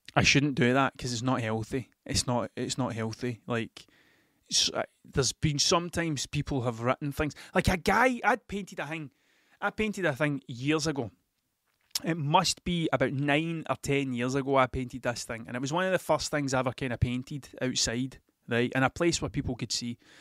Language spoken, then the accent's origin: English; Scotland, United Kingdom; accent: Scottish